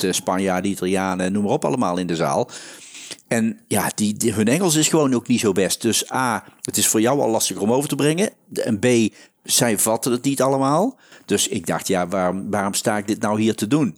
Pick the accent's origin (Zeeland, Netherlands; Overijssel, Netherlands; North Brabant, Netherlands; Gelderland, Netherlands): North Brabant, Netherlands; accent: Brabantse tongval; als Brabants, met de Brabantse tongval